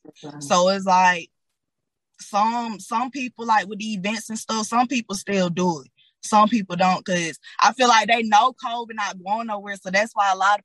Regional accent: Atlanta, Georgia, United States; also born or lived in Decatur, Georgia / Henry County, Georgia; I'm from Decatur, but I was raised on the South Side

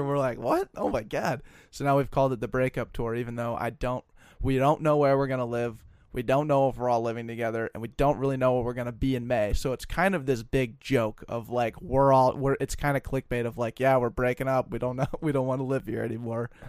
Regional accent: Colorado, United States; moved away as an adult; now in Minnesota, United States; I'm from Colorado

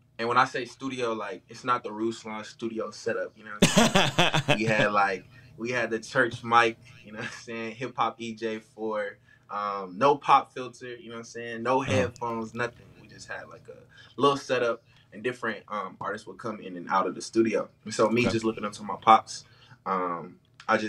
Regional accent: Bristol, Virginia, United States; I'm from Bristol, Virginia.

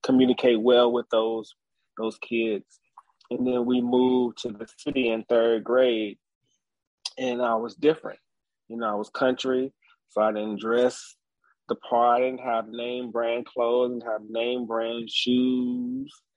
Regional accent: Nelson County, Virginia, United States; So I grew up in uh, the country. I am from Nelson County, Virginia. Um, I was born at at my grandfather's house

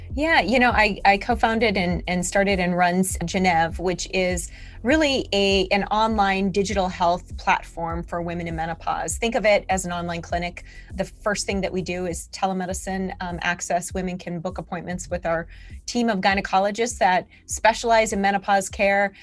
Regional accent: North Dakota, United States; moved away as an adult; also born or lived in Seattle, Washington / Utah; I'm from North Dakota

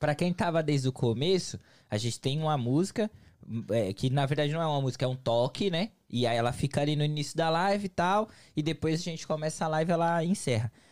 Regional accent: São Paulo, Brazil; now in United States; eu sou de São Paulo. E São Paulo não é tão quente

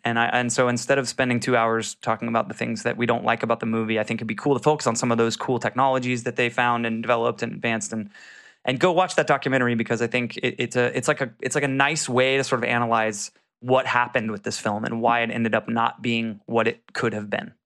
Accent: Jacksonville, Florida, United States; I'm from Jacksonville

